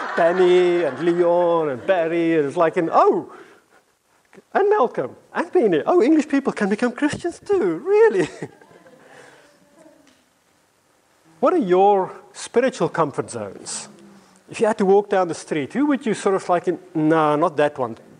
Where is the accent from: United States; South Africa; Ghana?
South Africa; moved away as an adult; now in London, United Kingdom; when I first came to London, I came as this South African, African guy